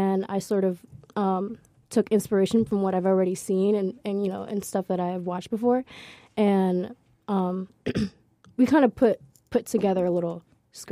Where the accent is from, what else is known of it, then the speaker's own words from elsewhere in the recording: Central New Jersey, United States; New Jersey, Central New Jersey, it does exist.